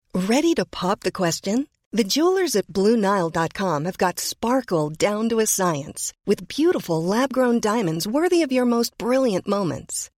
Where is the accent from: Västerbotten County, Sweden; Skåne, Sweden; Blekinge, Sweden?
Blekinge, Sweden; Karlshamn; now in Stockholm, Sweden; Jag kommer från Karlshamn i Blekinge, men är bosatt i Stockholm